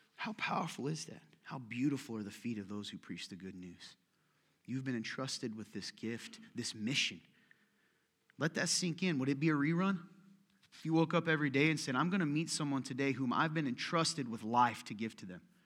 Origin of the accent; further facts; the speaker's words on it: United States; I was raised in America, U S, same as you, a small town, seventeen years of my life